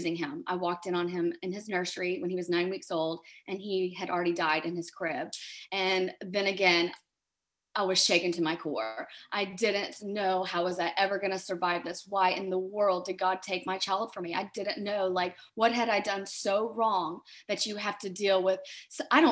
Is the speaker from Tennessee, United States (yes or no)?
yes; Germantown, Tennessee, United States; moved away as an adult; also born or lived in Tallahassee, Florida; I was growing up in Germantown, Tennessee, which is a suburb of Memphis